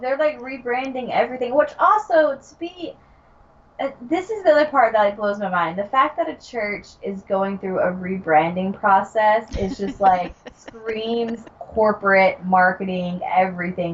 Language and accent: English; Georgia, United States; I'm from Georgia